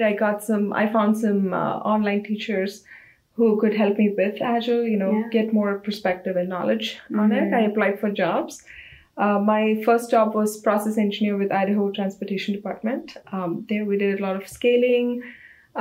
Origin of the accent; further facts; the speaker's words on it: India; moved away as an adult; now in United States; I'm from India, so I started as a design engineer in a small startup company in India, Reiotech.